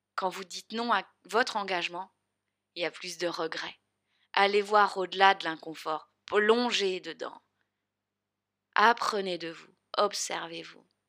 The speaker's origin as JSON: {"language": "French", "area": "the South", "region": "southern France", "country": "France", "accent": "accent du Sud", "said": "mon grand accent du Sud."}